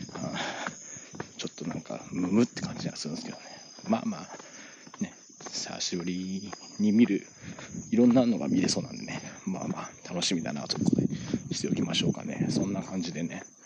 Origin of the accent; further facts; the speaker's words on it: Kanagawa, Japan; 僕は神奈川県民なんでね